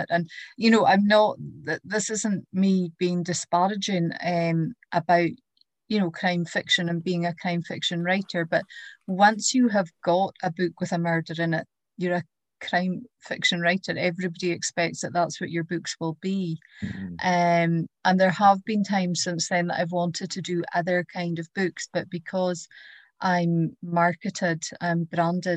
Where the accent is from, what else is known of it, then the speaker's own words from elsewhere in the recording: Easter Ross, Scotland, United Kingdom; I grew up in Easter Ross